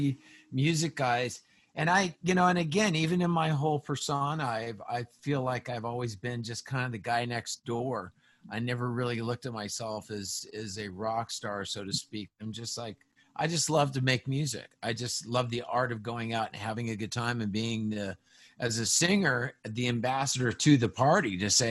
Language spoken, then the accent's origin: English; Las Vegas, Nevada, United States; we grew up around Vegas.